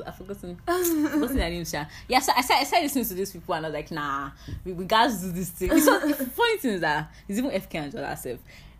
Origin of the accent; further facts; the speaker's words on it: Canada; I'm actually Canadian